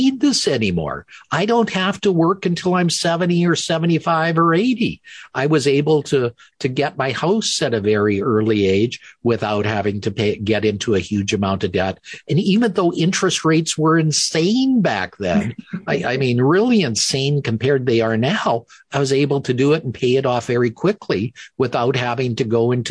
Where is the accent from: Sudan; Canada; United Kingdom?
Canada; also born or lived in Minnesota, United States; I'm a Canadian. I went through my Canadian medical schools